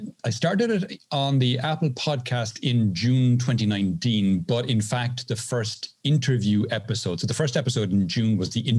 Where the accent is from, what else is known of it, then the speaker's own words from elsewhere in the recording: Ireland; now in Seville, Spain; I am originally Irish, now living in the south of Spain, just outside Seville